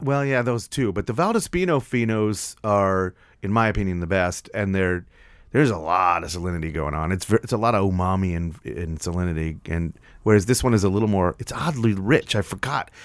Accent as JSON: {"language": "English", "town": "New York City", "region": "New York", "country": "United States", "tie": "born or raised there", "moved": "yes", "lives_now": "Nashville, United States", "said": "I grew up in New York"}